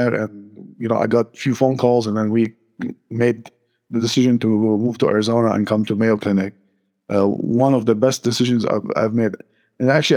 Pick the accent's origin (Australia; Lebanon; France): Lebanon; moved away as an adult; also born or lived in North Carolina, United States; now in Phoenix, United States; Born and raised in Lebanon until my mid-20s when I moved to the United States